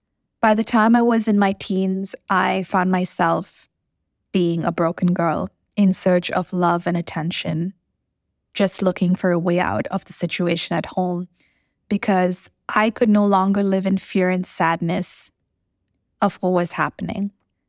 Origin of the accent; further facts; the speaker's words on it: Dubai, United Arab Emirates; The first memory I have of being a kid was growing up in Dubai with my dad heavily drunk, hitting my mom. Those were turbulent times considering we were in such a situation as an expat in a foreign country.